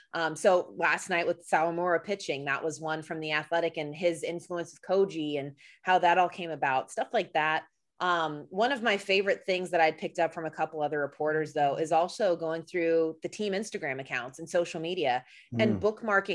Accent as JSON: {"language": "English", "area": "outside of Atlanta", "region": "Georgia", "country": "United States", "tie": "born or raised there", "said": "And so we grew up outside of Atlanta."}